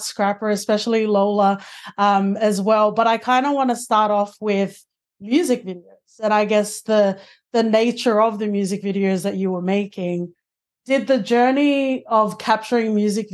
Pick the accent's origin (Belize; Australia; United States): Australia; Sydney, New South Wales; I'm from Western Sydney